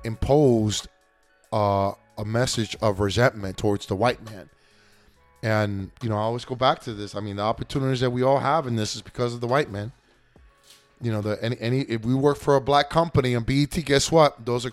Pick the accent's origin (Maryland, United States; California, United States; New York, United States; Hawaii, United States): New York, United States; born there; I've been an American since 9 years old. I was born in New York.